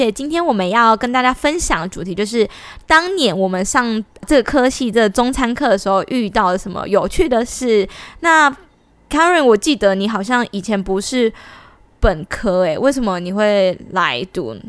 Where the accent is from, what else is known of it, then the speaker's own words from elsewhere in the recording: Pingtung County, Taiwan; 我是屏东人，